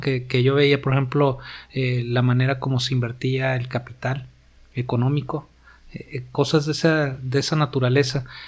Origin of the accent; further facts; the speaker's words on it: Tijuana, Baja California, Mexico; Yo soy de Tijuana. Tengo toda mi vida aquí